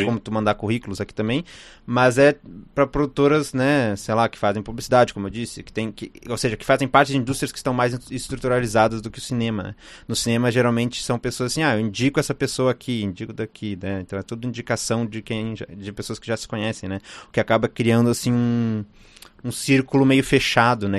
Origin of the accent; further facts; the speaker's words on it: Rio Grande do Sul, Brazil; eu sou do Rio Grande do Sul